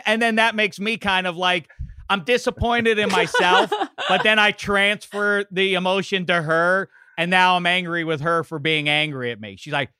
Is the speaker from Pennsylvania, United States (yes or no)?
yes; Pittsburgh, Pennsylvania, United States; a bald-headed fool from my hometown of Pittsburgh, PA.